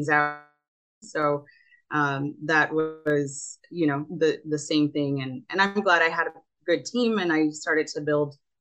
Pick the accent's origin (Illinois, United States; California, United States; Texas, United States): Texas, United States; Rio Grande Valley, South; also born or lived in New Haven, Connecticut; I grew up in South Texas, and I went to college, studied architecture at Yale, then came back home to the Rio Grande Valley here in South Texas